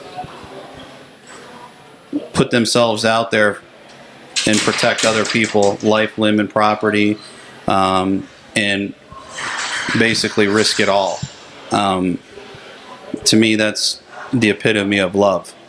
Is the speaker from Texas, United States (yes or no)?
no; Pennsylvania, United States; moved away as an adult; I'm originally from Pennsylvania